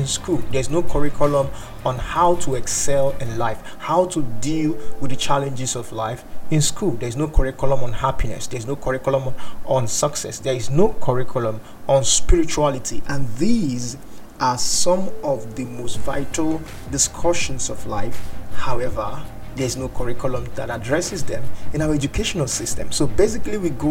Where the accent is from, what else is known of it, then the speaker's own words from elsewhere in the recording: Nigeria; I'm from Nigeria